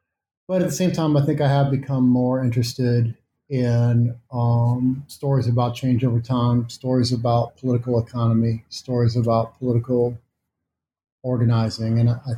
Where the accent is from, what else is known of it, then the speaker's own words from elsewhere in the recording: Missouri, United States; And because I am from Missouri, and because of the way that I have for a long time tried to link my intellectual life to political engagement of various kinds